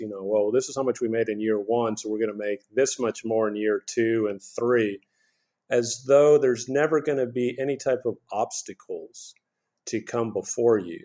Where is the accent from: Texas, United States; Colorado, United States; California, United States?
Texas, United States; Houston; also born or lived in New York City; I was born in New York City, but I grew up in Houston, Texas